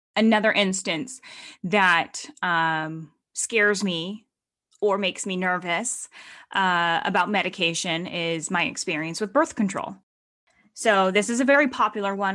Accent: Stockton, California, United States; moved away; I was in Stockton, my hometown

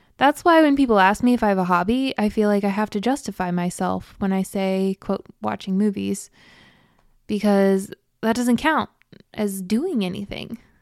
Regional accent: Midwest, United States; I grew up in Farmtown, USA, in the Midwest, in a conservative Christian family

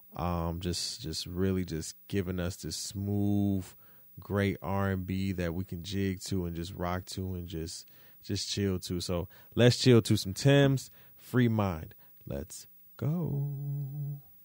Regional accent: Detroit, Michigan, United States; moved away; I'm from Detroit

